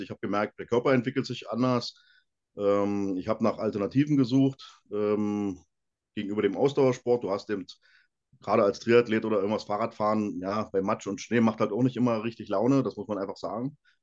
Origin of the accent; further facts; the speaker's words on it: Brandenburg, Germany; moved away as an adult; now in Bavaria, Germany; ich komme ja aus Brandenburg, da gab es ähm, in meiner Nähe ähm, Lauchhammer als Kraftsportverein